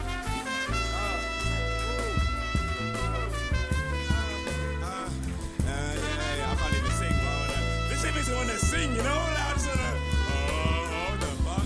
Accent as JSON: {"language": "English", "region": "London", "country": "United Kingdom", "said": "I am from the East End."}